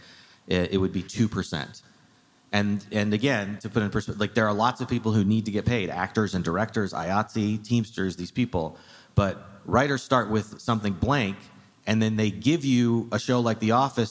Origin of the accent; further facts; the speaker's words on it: Arizona, United States; moved away; I grew up in Arizona